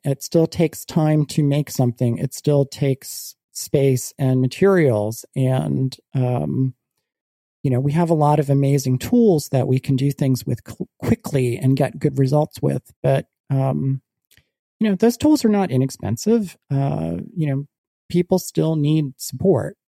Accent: United States

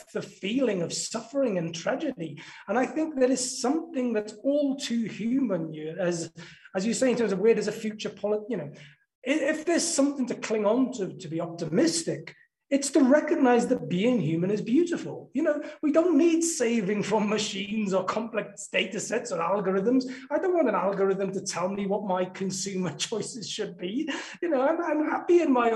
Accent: South Wales Valleys, United Kingdom; life growing up in the South Wales Valleys

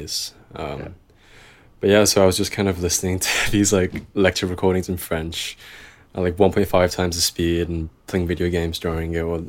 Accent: Liverpool, North West England, United Kingdom; haven't been back to Liverpool in over a year because of COVID. So I guess that's also kind of why my accent's kind of softened a bit, because I haven't had a chance to kind of top it up in a while.

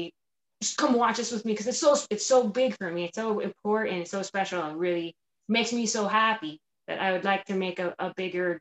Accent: Palmdale, California, United States; moved away; where I grew up in East Palmdale

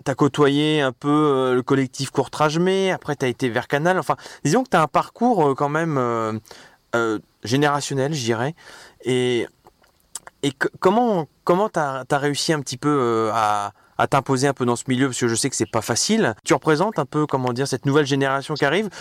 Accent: Deauville, Normandy, France; je, suis né à Deauville moi, je suis de Deauville moi

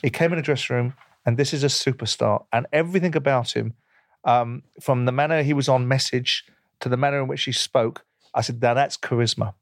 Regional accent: United Kingdom; as a Brit

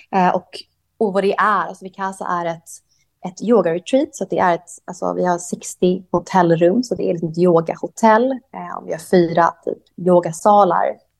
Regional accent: Sweden; moved away as an adult; also born or lived in Thailand; now in Koh Samui, Thailand; jag är svensk ju

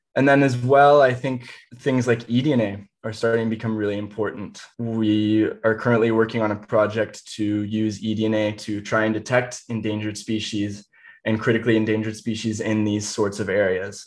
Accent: Indiana, United States; going out into the woods where I grew up in Indiana.

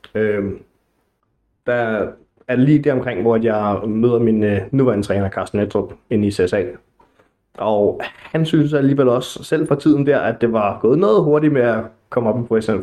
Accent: Næstved, Zealand, Denmark; moved away as an adult; now in Gentofte, Denmark; Jeg er oprindeligt fra Næstved

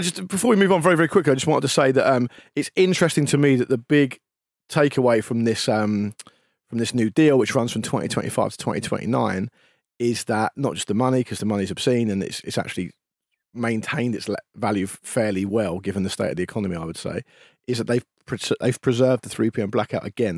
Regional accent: England, United Kingdom; we're British or English

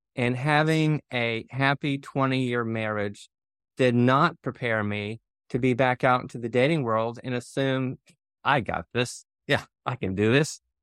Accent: near Nashville, a very small town in Tennessee, United States; moved away; I'm from a very small town in Tennessee is where I grew up, not far from Nashville

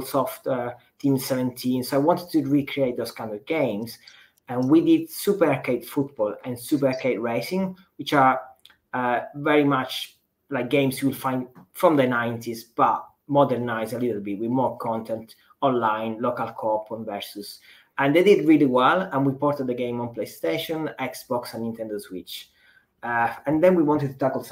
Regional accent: Italy; I grew up in Italy

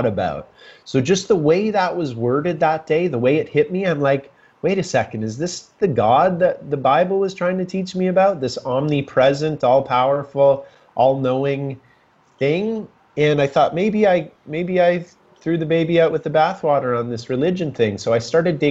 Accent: Kitchener, Ontario, Canada; moved away as an adult; also born or lived in Whistler, British Columbia; I'm from Kitchener, Ontario. I graduated from high school

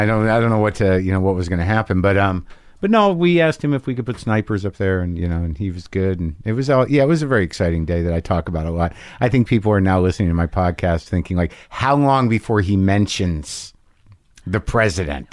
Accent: New Mexico, United States; accent: Jersey; moved away; I grew up in New Mexico.

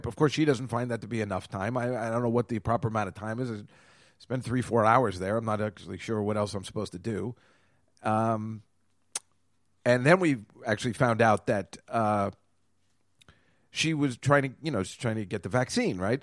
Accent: Edison, New Jersey, United States; now in New York, United States; We're both from Edison

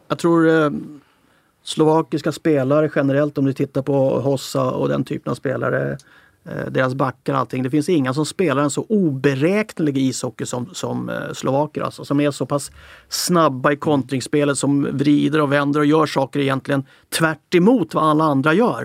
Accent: Sweden; nu är jag ju svensk

